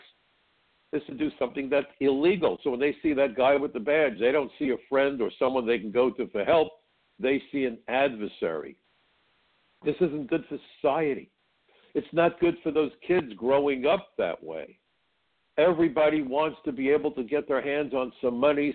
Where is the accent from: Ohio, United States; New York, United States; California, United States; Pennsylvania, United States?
New York, United States; New York City; When I grew up in Brooklyn, I worked in a kosher deli about 10 blocks from my house